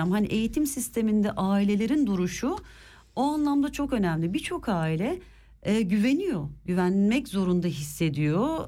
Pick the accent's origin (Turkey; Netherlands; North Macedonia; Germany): Germany; born there; Ben buradayım, burada doğdum ve biliyorum.